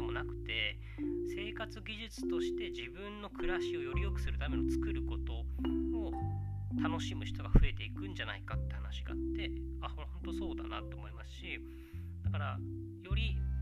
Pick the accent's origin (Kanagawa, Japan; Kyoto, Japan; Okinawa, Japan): Okinawa, Japan; 沖縄僕が出 身の沖縄